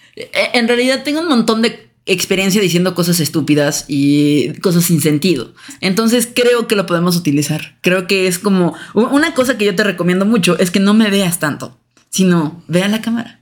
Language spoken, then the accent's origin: Spanish; Mexico